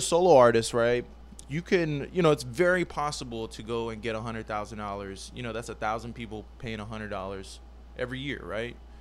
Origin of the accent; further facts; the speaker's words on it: Guam; I'm from Guam, and, and growing up, you know, sports was a big part